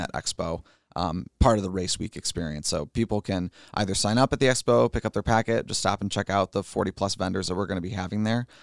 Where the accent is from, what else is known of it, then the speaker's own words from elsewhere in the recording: Fenton, Michigan, United States; I grew up in Fenton